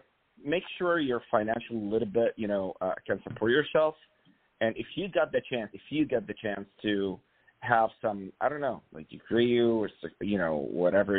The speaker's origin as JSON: {"language": "English", "town": "Cairo", "region": "Cairo Governorate", "country": "Egypt", "tie": "born or raised there", "moved": "yes", "said": "I'm actually originally from Egypt. Born and raised in Cairo."}